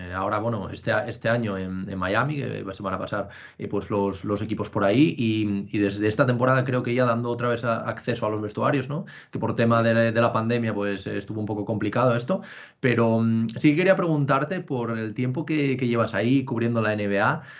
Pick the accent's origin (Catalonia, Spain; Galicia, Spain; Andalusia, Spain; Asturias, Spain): Asturias, Spain; moved away as an adult; now in Madrid, Spain; aunque llevo ya seis años viviendo en Madrid, soy de Asturias también